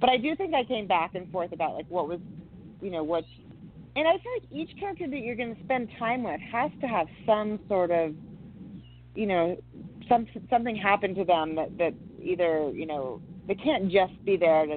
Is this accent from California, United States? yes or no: yes; San Francisco Bay Area, California, United States; moved away as an adult; now in Montana, United States; I grew up in the San Francisco Bay Area